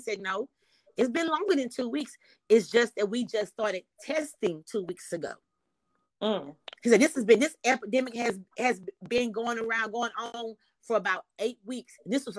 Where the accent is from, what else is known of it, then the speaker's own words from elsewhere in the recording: Houston, Texas, United States; moved away; he knows that I'm from Houston